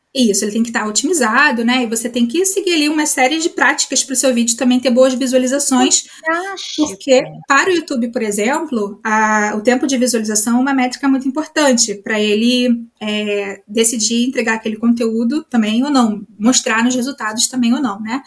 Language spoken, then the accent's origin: Portuguese; Rio de Janeiro, Brazil; moved away as an adult; now in Germany; eu sou carioca